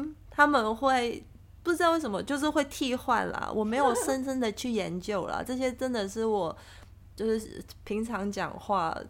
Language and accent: Chinese; Hong Kong; accent: Hong Kong; Chinese is a second language; 我的专注力只要不好，我的港腔就会变严重。